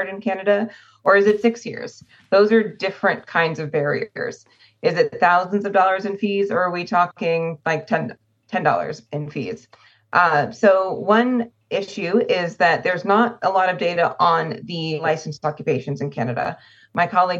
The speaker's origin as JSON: {"language": "English", "region": "California", "country": "United States", "tie": "born or raised there", "said": "my home state of California"}